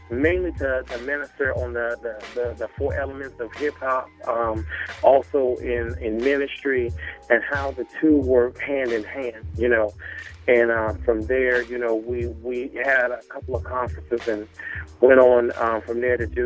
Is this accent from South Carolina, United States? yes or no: yes; Myrtle Beach, South Carolina, United States; moved away; also born or lived in Nashville, Tennessee; hailing from the Myrtle Beach, South Carolina area